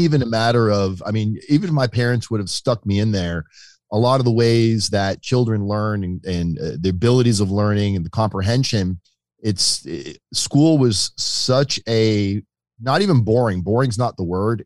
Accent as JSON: {"language": "English", "town": "Boynton Beach", "region": "Florida", "country": "United States", "tie": "born or raised there", "also_born_or_lived": "Connecticut", "said": "I moved to South Florida when I was very little from Connecticut. Uh, I was like three or four years old when we moved to uh, Boynton Beach, Florida."}